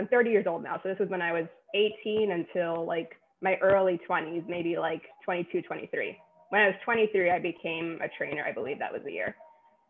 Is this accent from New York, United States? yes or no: yes; New York City, New York, United States; I'm a New Yorker, born and raised in Queens, still live in Queens